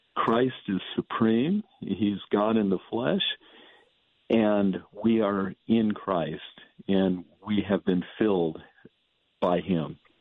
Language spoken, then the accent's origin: English; San Joaquin Valley, California, United States; I grew up in the San Joaquin Valley of California